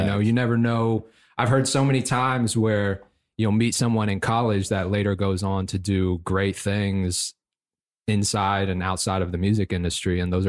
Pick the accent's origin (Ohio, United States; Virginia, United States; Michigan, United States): Virginia, United States; Fairfax; moved away as an adult; also born or lived in Philadelphia; I was born and raised in Fairfax, Virginia. Spent the first 18 years of my life there. Went on to college for a year in Philly.